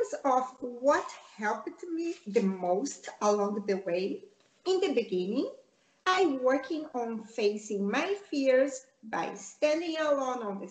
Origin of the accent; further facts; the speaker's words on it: Rio de Janeiro, Brazil; English is a second language; now in Spain; I grew up in Rio de Janeiro, Brazil